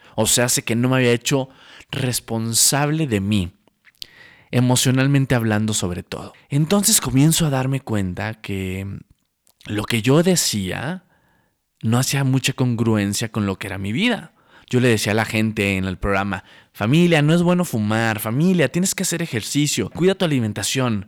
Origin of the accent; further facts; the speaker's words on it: Santiago, Nuevo León, Mexico; moved away as an adult; also born or lived in Monterrey, Nuevo León; now in Mexico City, Mexico; nací en la ciudad de Monterrey, Nuevo León, viví en un pueblo hermoso, un pueblo mágico llamado Santiago, Nuevo León, toda mi vida hasta los 19 años